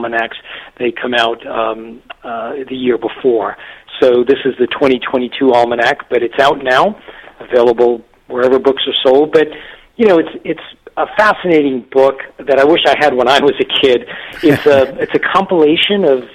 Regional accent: Massachusetts, United States; I grew up in a little textile mill town in Massachusetts

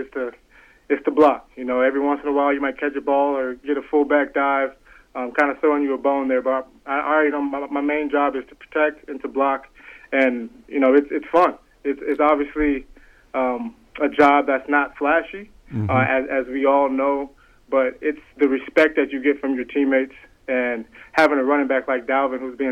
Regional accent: Duluth, Minnesota, United States; also born or lived in Chicago; I'm more from Minnesota than I am from Chicago

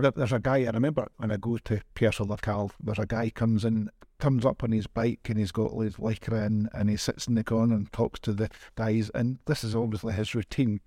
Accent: Scotland, United Kingdom; now in Kraków, Poland; I'm Scottish

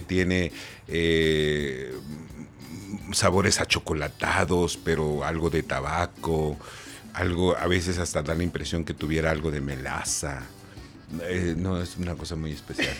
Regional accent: Coatzacoalcos, Veracruz, Mexico; also born or lived in Macuspana, Tabasco; ya oficialmente todo soy este veracruzano

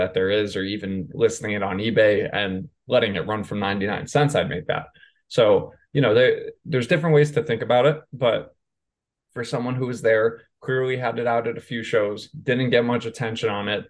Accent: New York, United States; I grew up in New York.

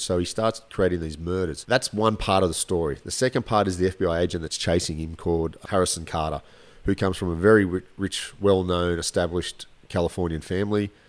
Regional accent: Australia; I'm Australian

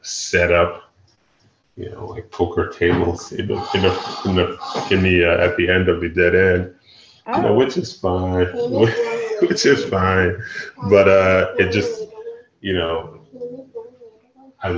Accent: New York City, New York, United States; also born or lived in Nigeria; I grew up in Brooklyn

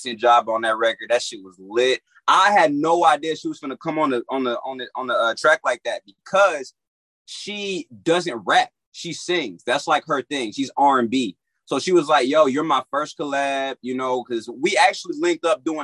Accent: Florida, United States; now in Los Angeles, United States; I was born out here in Los Angeles, and then I was raised in Florida, and then came back out here to Los Angeles

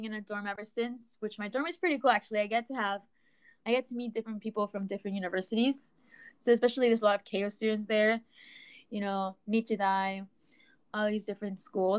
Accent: Texas, United States; moved away; I was born and raised in Texas

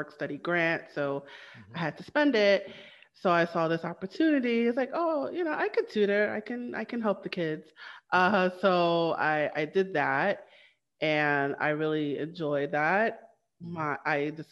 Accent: New York City, New York, United States; also born or lived in Trinidad and Tobago; I am from Brooklyn, New York

